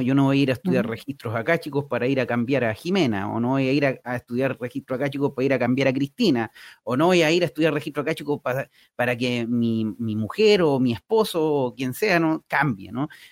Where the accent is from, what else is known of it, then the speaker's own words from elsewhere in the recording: Talca, Maule, Chile; moved away as an adult; also born or lived in Concepción; now in San Pedro de la Paz, Chile; yo soy talquino